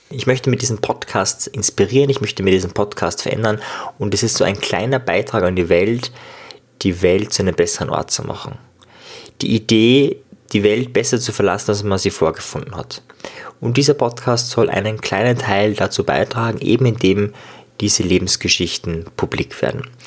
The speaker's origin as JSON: {"language": "German", "country": "Austria", "said": "Ja, ich komme aus Österreich und auch viele oder manche meiner Gäste sind aus Österreich und äh, wenn ich mit Österreichern rede, rede ich meistens Österreichisch, man hört es schon."}